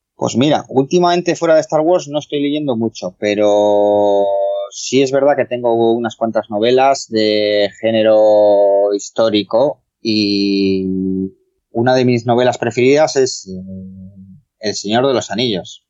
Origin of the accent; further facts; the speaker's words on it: Spain; nací aquí en España